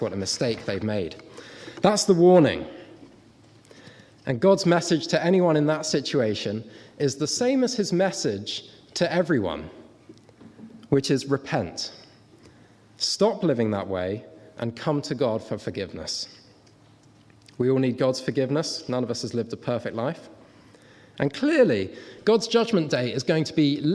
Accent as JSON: {"language": "English", "country": "Guernsey", "said": "I come from Guernsey."}